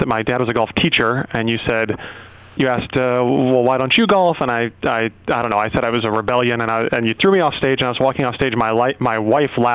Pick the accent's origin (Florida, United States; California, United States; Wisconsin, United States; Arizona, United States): Arizona, United States; I'm from Arizona